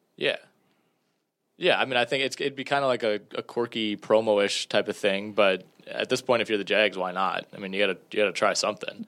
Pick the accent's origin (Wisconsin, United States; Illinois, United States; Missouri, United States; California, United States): Wisconsin, United States; Northeast; which is near my hometown